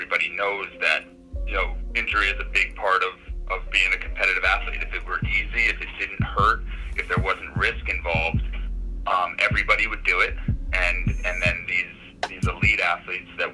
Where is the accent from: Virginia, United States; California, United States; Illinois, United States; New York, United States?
New York, United States; Poughkeepsie; also born or lived in Bronx, New York; So I'm from New York State. I grew up upstate in the Poughkeepsie, New York area